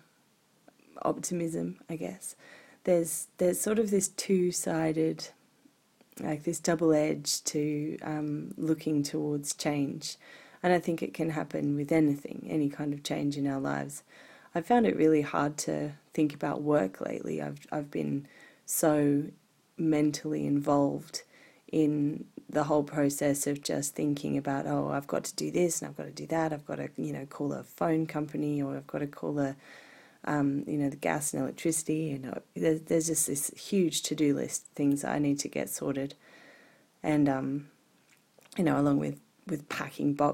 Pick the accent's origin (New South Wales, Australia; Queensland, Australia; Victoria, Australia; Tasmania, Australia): New South Wales, Australia; Sydney; moved away as an adult; also born or lived in Japan / Glastonbury, United Kingdom; now in Blue Mountains, Australia; We're moving away from the Northern Beaches here in Sydney, where I grew up, and I've lived almost all of my life.